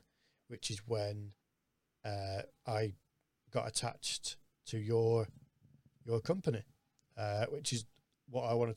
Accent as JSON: {"language": "English", "country": "United Kingdom", "said": "being British"}